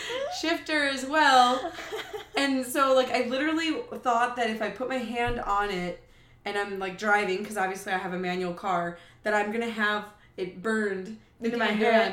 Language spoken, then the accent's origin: English; Wisconsin, United States; from Wisconsin.